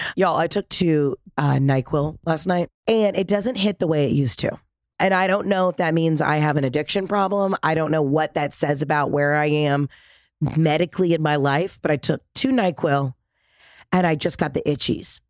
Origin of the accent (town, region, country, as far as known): East Coast and the Southeast, United States; also born or lived in Mississippi; now in Los Angeles, United States